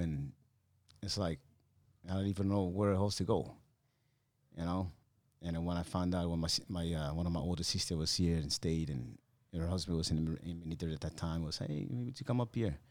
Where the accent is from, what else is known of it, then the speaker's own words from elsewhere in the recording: Chuuk, Micronesia; moved away; When I was a kid on that small island, it was called Fairview Islands at that time